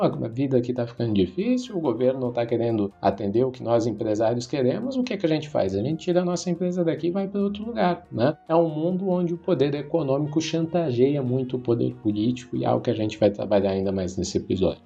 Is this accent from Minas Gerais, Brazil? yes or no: no; Itajaí Valley, Santa Catarina, Brazil; eu sou do Vale do Itajaí, em Santa Catarina